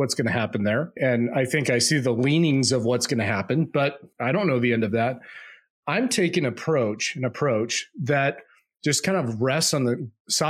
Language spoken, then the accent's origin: English; United States; I'm an American